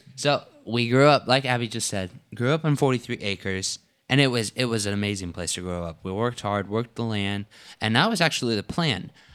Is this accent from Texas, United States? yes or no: yes; Texas, United States; now in Tennessee, United States; We are originally Texans